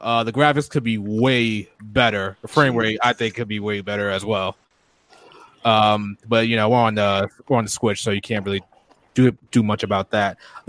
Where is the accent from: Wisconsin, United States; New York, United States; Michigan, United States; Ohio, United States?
New York, United States; I was born in New York.